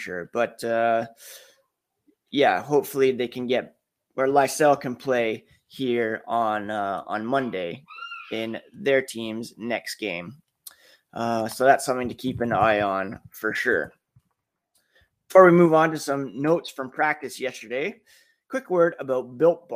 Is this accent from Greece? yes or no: no; Ottawa, Ontario, Canada; now in Guelph, Canada; I grew up in Ottawa, currently live in Guelph, which is just west of Toronto, but I grew up in Ottawa